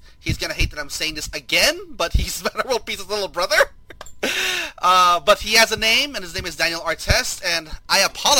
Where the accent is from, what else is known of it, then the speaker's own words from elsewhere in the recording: Philippines; Some people have a hard time believing that I'm Filipino, but I would reveal I was speaking Tagalog sometimes because I do speak the language.